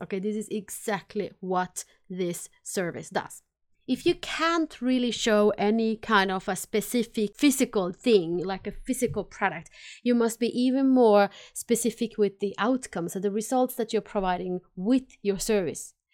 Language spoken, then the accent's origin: English; Finland; accent: combination of Finnish and Swedish; English is a second language; now in Sweden; I am based in Sweden. I am from Finland originally, so that's why my funny accent is a combination of Finnish and Swedish